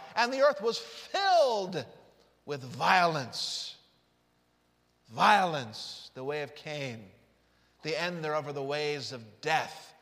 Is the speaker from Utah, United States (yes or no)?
yes; Utah, United States; I grew up in Utah